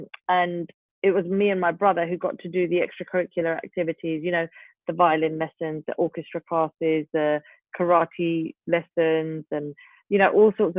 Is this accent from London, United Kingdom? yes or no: yes; London, United Kingdom; I grew up in East London, Ilford, Goodmayes. Goodmayes was such a lovely area.